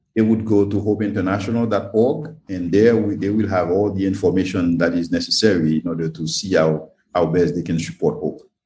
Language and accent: English; Haiti; also born or lived in Belgium / United States; I was born and raised in Haiti, yes, I was educated in Belgium, educated in the US, in other countries